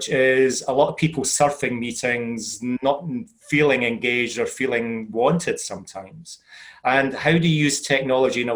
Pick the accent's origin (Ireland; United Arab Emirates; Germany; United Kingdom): United Kingdom; Scotland; as a Scotsman, I sometimes struggle with English myself